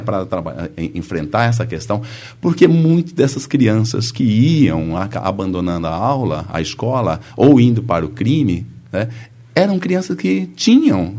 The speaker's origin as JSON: {"language": "Portuguese", "country": "Brazil", "tie": "born or raised there", "said": "lá em Autônia, onde é a minha terra natal"}